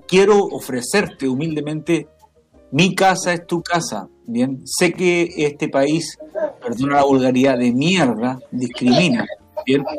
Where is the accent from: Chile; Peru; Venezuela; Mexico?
Chile; also born or lived in Canada; como chilenos